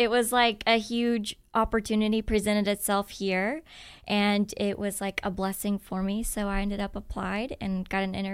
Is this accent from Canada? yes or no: no; Richmond, Indiana, United States; moved away as an adult; also born or lived in Muncie, Indiana; now in Dayton, United States; So I grew up in Richmond, Indiana, and I ended up going to college at Ball State University, which is located in Muncie, Indiana.